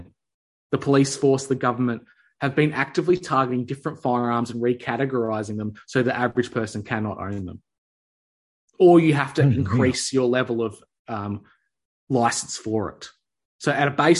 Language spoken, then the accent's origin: English; Australia; as an Aussie